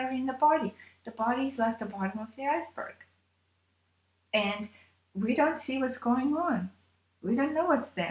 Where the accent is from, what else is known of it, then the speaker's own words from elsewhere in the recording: Armenia; I was born in Armenia